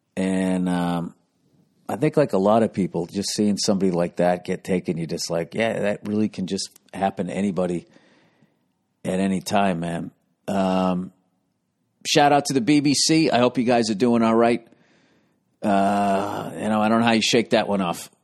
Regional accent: United States; I'm an American

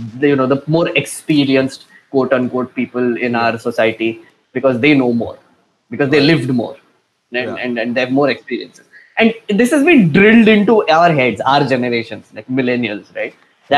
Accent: Nagpur, Maharashtra, India; I'm from Nagpur.

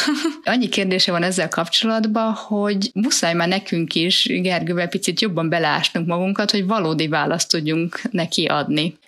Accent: Budapest, Hungary; A 11. kerület szerintem Márti nekünk az, az a mi kisvárosunk, ahol gyerekként nőttünk föl.

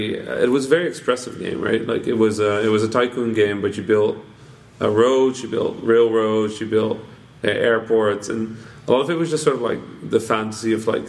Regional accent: Netherlands; English is a second language; I grew up in the Netherlands.

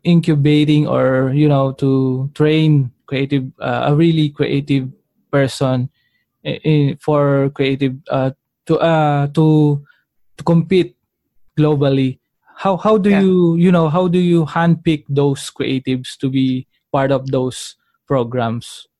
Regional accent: Philippines; growing up as a Filipino

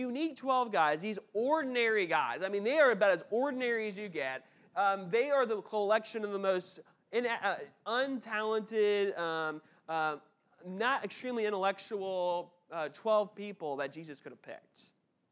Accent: Memphis, Tennessee, United States; I grew up in Memphis and the Bartlett, Memphis area, which is like a suburb of Memphis

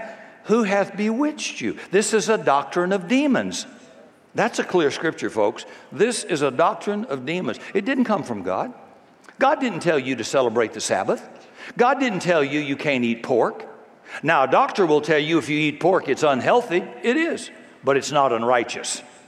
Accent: Washington, United States; I'm from Washington, and I'm telling the truth.

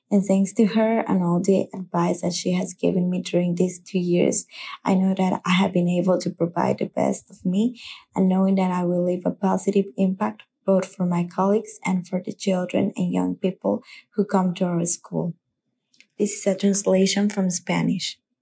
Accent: Aruba; I am from Aruba

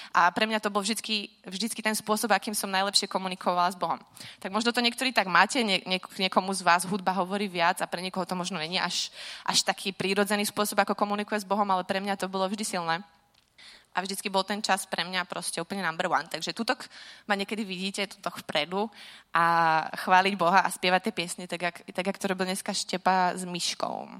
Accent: Slovakia; moved away as an adult; Vyrastala som teda na Slovensku

